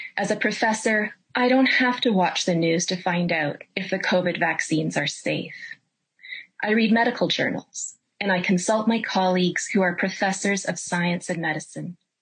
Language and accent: English; Canada; I'm a Canadian